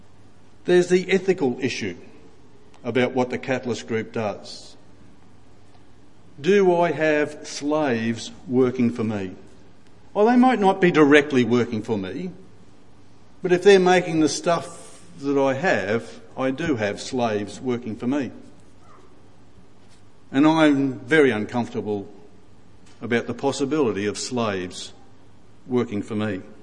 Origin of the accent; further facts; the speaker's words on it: Ipswich, Queensland, Australia; Now, I can say that I was born in Ipswich, so I grew up in Ipswich, so I know about Ipswich.